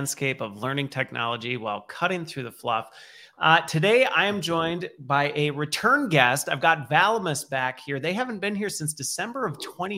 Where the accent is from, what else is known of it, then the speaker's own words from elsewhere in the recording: Minnesota, United States; I grew up in Minnesota, which is close to the Canadian border